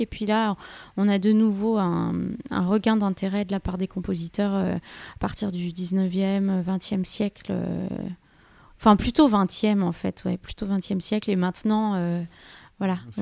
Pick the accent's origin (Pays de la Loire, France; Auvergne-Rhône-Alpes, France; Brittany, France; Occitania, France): Auvergne-Rhône-Alpes, France; Thonon-les-Bains; j'ai grandi à, à Thonon-les-Bains